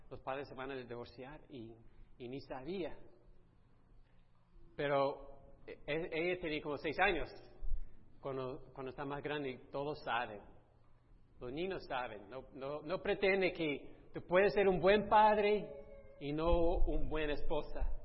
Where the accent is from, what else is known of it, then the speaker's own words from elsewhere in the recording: Italy; en nuestra cultura, soy italiano, que yo sé que me parezco más americano, pero sí. En nuestra cultura, la cultura latina, italiana